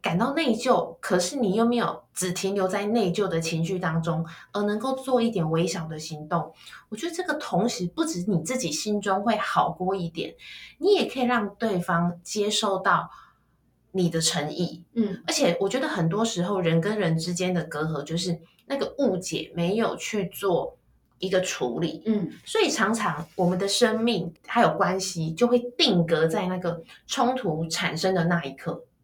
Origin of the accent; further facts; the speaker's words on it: Kaohsiung, Taiwan; 我是高雄人，所以我爸爸就讲台语啦